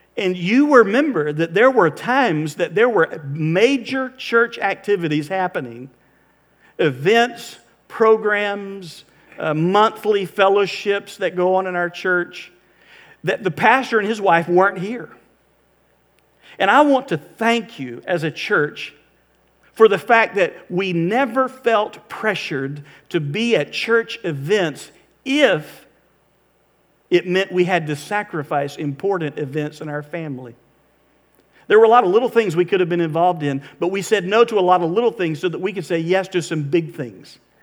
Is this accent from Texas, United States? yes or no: no; Florida, United States; we're from Florida. We're not used to having to think about ice